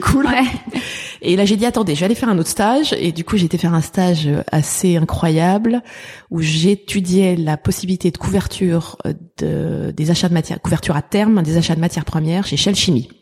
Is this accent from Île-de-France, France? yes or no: yes; Paris, Île-de-France, France; also born or lived in Boston, United States; j'ai grandi dans le 19e arrondissement